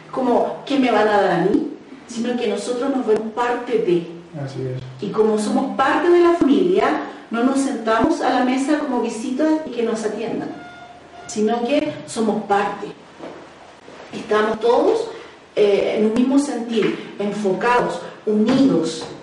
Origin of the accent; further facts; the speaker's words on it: Chile; moved away; nosotros no sé cómo le dirán acá, pero en Chile le decimos el curita